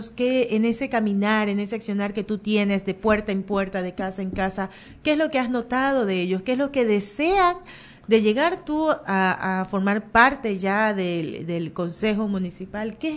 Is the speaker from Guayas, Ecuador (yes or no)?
yes; Guayaquil, Guayas, Ecuador; born there; pero nací en Guayaquil y yo no puedo andar sin GPS.